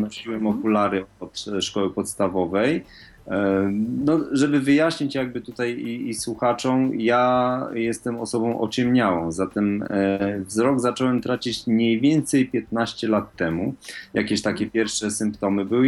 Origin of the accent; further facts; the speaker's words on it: Wrocław, Lower Silesian Voivodeship, Poland; ja jestem z Wrocławia